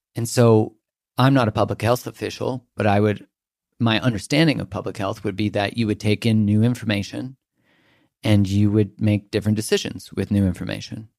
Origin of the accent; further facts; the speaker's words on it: Canada; I'm from Canada